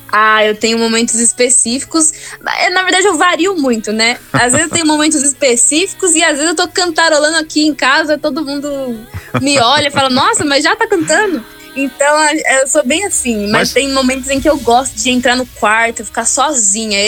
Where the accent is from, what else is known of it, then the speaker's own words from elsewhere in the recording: Campinas, São Paulo, Brazil; sou de Campinas